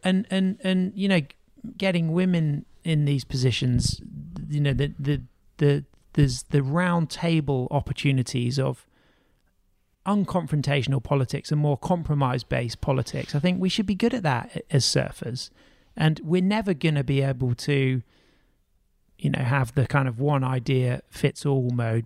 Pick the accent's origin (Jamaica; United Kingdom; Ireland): United Kingdom; as a British surfer